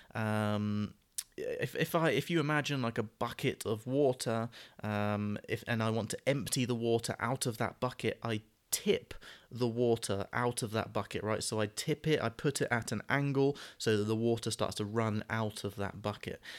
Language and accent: English; United Kingdom; terminology that we would use as British people